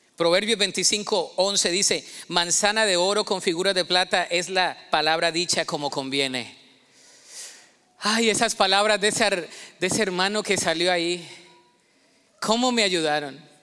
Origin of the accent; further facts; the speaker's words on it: Colombia; moved away; El colombiano en mí se me salió